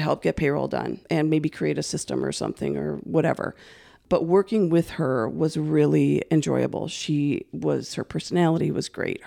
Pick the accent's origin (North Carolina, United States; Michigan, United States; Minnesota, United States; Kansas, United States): Minnesota, United States; Saint Paul; also born or lived in River Falls, Wisconsin / Hudson / White Bear Lake / Centerville; I've always been born and raised in Saint Paul